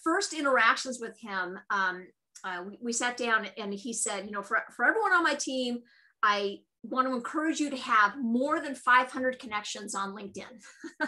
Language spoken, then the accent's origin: English; California, United States; I'm from California